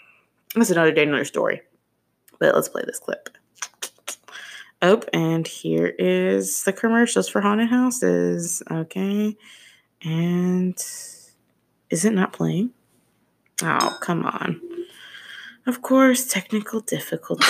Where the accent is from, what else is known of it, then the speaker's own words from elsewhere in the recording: Chicago, Illinois, United States; I'm being from Chicago